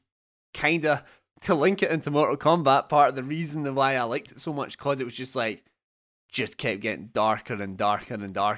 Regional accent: Scotland, United Kingdom; I do love it, but no, because I'm Scottish.

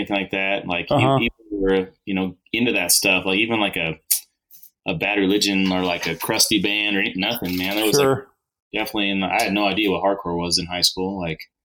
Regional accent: Tehachapi, California, United States; also born or lived in Bakersfield, California / Sacramento, California; Maybe my parents just moved to Tehachapi. And then I grew up here

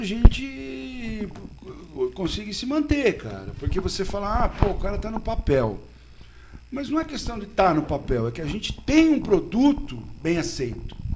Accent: São Paulo, Brazil; now in Botucatu, Brazil; eu nasci, eu sou da Simba, do Catu, tudo, mas minha juventude foi em São Paulo

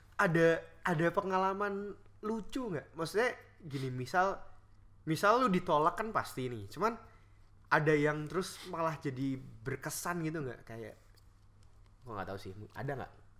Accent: Indonesia; moved away as an adult; now in Melbourne, Australia; kita kan lahir dan tumbuh di negara Indonesia

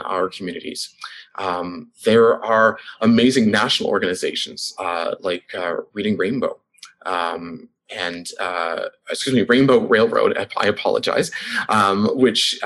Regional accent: Toronto, Ontario, Canada; now in London, Canada; I'm from Toronto.

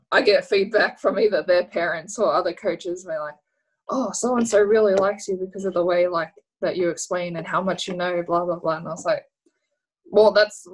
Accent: Australia; living and growing up in Australia

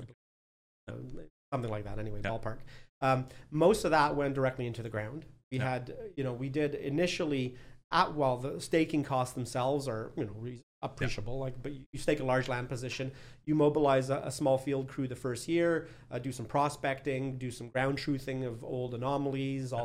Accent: Quebec, Canada; also born or lived in Newfoundland; I come from Quebec originally, from eastern half of the country.

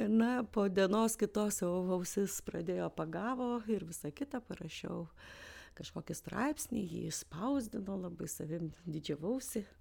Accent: Vilnius, Vilnius County, Lithuania; also born or lived in Aukštaitija; aš Vilnietė, na, kilmės iš aukštaities

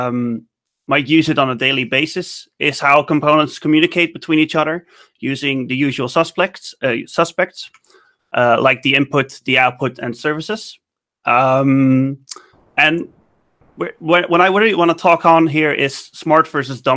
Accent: Netherlands; I'm from the Netherlands, 29 years old

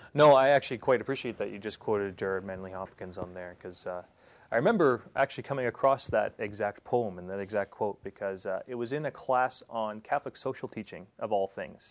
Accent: Prince Edward Island, Canada; moved away as an adult; also born or lived in England; now in Saskatchewan, Canada; I am born and raised in Prince Edward Island, um, all on the other end of Canada

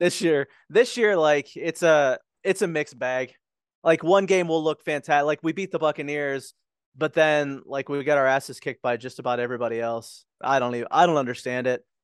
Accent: Pittsburgh, Pennsylvania, United States; moved away; I grew up in Pittsburgh. Like, I lived there for, like, twenty-three years

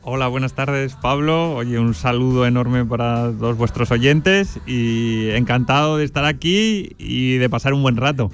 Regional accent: Huesca, Aragon, Spain; now in Zaragoza, Spain; soy oscense, soy de Huesca

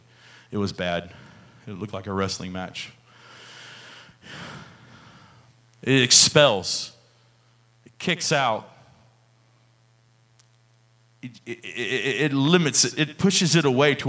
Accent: the South, United States; also born or lived in Houston, Texas / Georgia; I grew up in the South

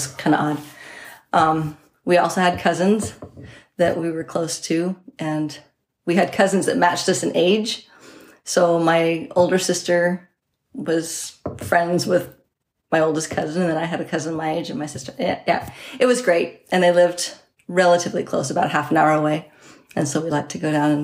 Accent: Selah, Washington, United States; I grew up in Selah, Washington. It's just outside Yakima

